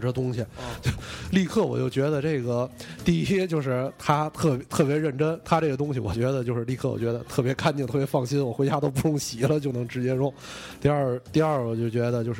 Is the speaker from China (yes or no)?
yes; northern China, China; 咱们作为北方人